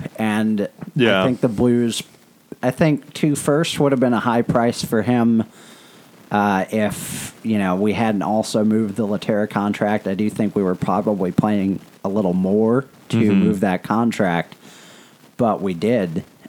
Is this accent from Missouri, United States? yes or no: yes; St. Louis, Missouri, United States; It's my hometown and I love it.